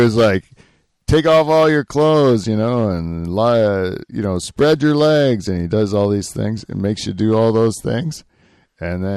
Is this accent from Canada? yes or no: yes; Canada; because we're Canadian